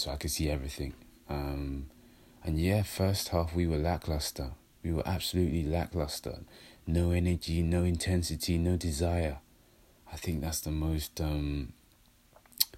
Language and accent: English; London, United Kingdom; I'm a London boy